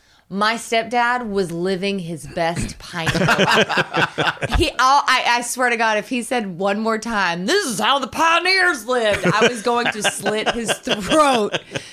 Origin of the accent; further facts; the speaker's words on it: Southern Oklahoma, United States; now in California, United States; I'm from Southern Oklahoma. We're used to snow, but more ice, actually, in Oklahoma.